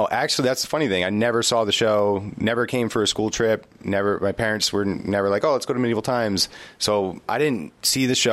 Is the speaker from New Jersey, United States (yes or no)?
yes; Passaic, New Jersey, United States; I grew up in New Jersey um, in a town called Passaic